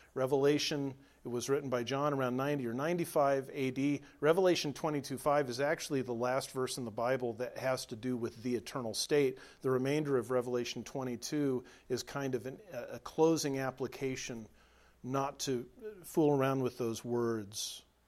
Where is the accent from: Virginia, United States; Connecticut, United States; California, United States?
California, United States; Southern; moved away as an adult; now in Nebraska, United States; I was raised in Southern California, spent the first 33 years of my life